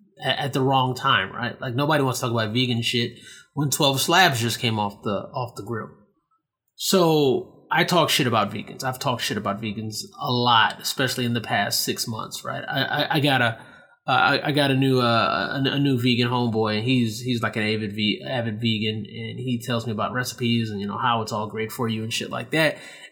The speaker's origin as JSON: {"language": "English", "country": "Nigeria", "said": "I was like, damn, I talk shit about these Nigerians and I'm fucking Nigerian. So now I want to go to Nigeria because those are like my people."}